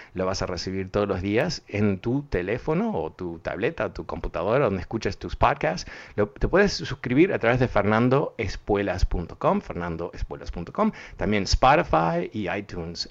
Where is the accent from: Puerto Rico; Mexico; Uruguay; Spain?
Uruguay; moved away; also born or lived in Buenos Aires, Argentina; yo no soy argentino, que tengo el tono, soy uruguayo, pero viví en, Buenos Aires casi